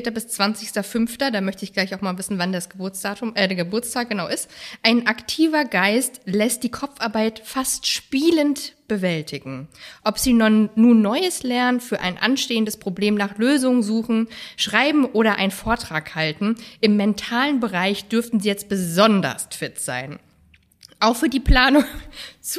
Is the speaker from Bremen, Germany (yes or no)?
no; Halle, Saxony-Anhalt, Germany; born there; Ich bin geboren in Halle an der Saale.